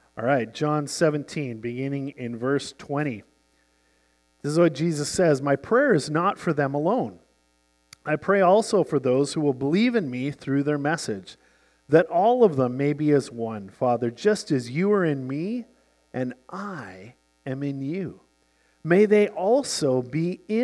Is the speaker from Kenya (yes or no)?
no; Canada; you and I sitting here as Canadian Christians, half a world away